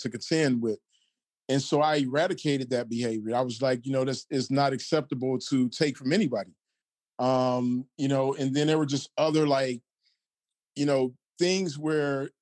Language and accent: English; Detroit, Michigan, United States; I'm from Detroit